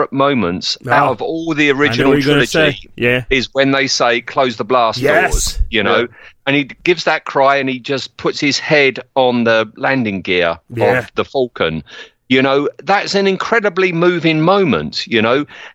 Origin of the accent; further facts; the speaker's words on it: United Kingdom; I'm British